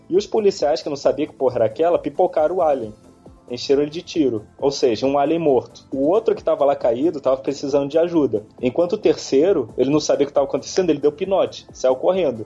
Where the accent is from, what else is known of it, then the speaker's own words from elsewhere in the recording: Brazil; moved away; como bom brasileiro